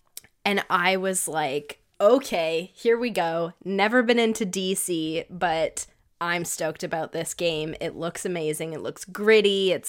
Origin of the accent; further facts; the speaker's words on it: Canada; But we're Canadian, cool.